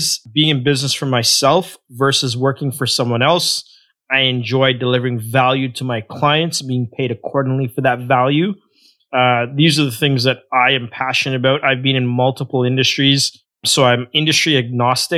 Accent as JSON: {"language": "English", "town": "Toronto", "region": "Ontario", "country": "Canada", "tie": "born or raised there", "also_born_or_lived": "Guyana", "said": "I grew up in a rough neighborhood in a suburb of Toronto called Scarborough, more specifically a place called Malvern"}